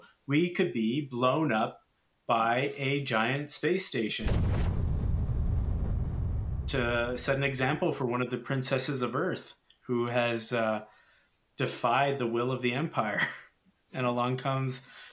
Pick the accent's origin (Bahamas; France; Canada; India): Canada; I'm too Canadian to know